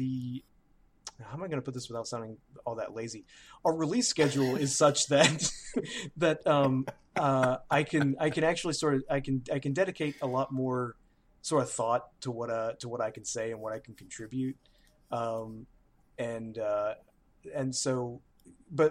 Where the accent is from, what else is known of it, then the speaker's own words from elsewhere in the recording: Birmingham, Alabama, United States; my hometown